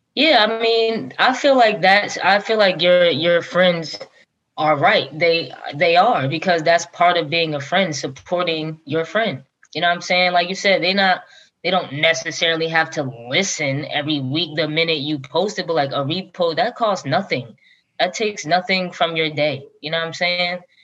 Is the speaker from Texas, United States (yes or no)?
no; Long Branch, New Jersey, United States; where I grew up in Long Branch is one middle school, one high school